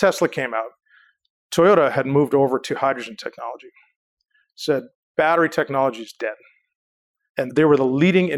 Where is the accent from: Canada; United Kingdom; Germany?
Canada; I'm Canadian.